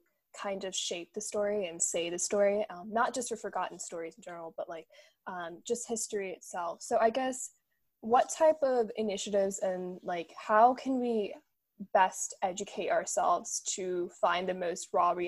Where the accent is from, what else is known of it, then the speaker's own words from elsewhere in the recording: Georgia, United States; I'm from Georgia, so southern state-esque